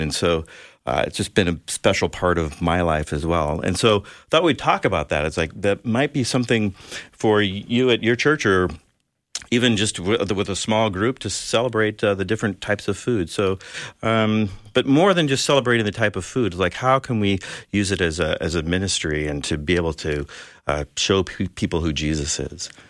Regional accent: San Diego, California, United States; growing up in San Diego

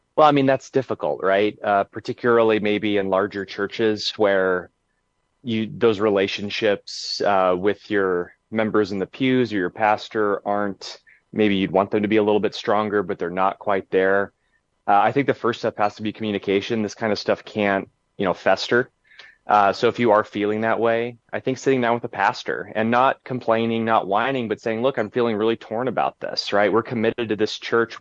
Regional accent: Willamette Valley, Oregon, United States; areas where I grew up in the Willamette Valley in, in Oregon

